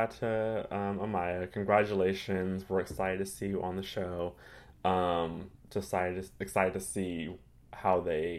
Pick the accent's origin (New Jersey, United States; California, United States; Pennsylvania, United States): California, United States; now in Los Angeles, United States; They're both doing very well out here in Los Angeles. We're all came from Orange County, all migrated to LA.